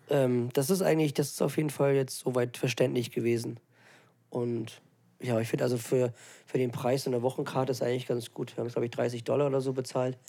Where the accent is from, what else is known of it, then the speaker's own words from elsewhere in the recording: Germany; dass man aus Deutschland kommt, beziehungsweise in Deutschland lebt